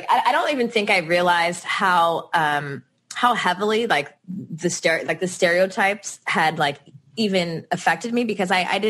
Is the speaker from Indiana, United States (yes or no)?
no; Los Angeles, California, United States; we're from the Valley